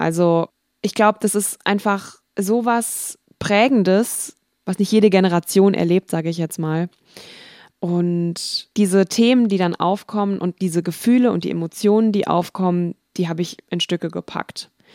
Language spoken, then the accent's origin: German; Wiesbaden, Hesse, Germany; denn ich komme ja aus Wiesbaden